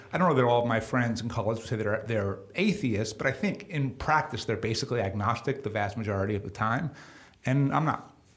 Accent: New York, United States; growing up in New York

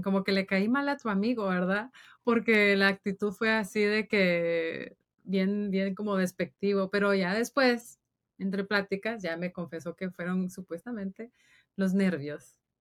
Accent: Guatemala; moved away as an adult; now in Dallas, United States; yo soy de Guatemala

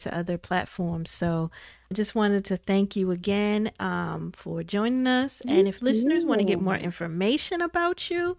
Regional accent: Midwest, United States; because I was from the Midwest. You know, we had the steel mill back home

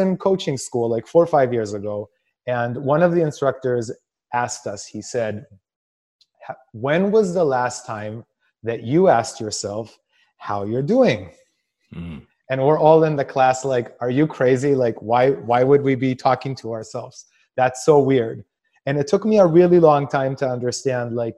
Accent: Israel; I come from a culture in Israel where like you're supposed to be thinking of other people before you think of yourself

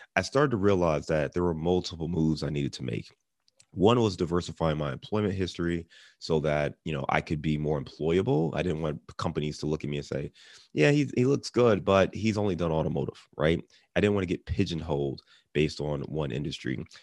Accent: Cleveland, Ohio, United States; now in Cincinnati, United States; I'm, I'm in Cincinnati now, and I'm from Cleveland

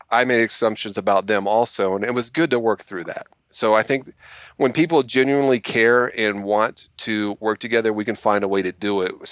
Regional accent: the South, United States; people made assumptions about me because I'm I'm white and from the South.

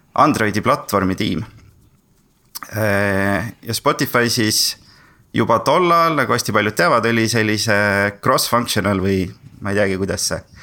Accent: Tartu, Tartu County, Estonia; also born or lived in Sweden; Tartust ja töötan praegu äh, Veriffis

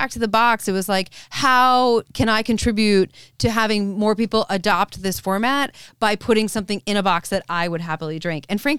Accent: Connecticut, United States; So I'm from the great, the nutmeg state of Connecticut.

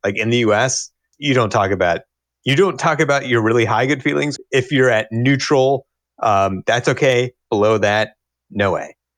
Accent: Cincinnati, Ohio, United States; also born or lived in Bloomington, Indiana / Arkansas; now in Madison, United States; Cincinnati, Ohio. Originally.

